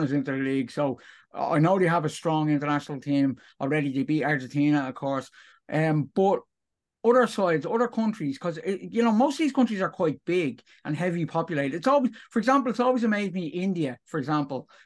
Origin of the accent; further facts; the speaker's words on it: Ireland; I'm from Ireland, Europe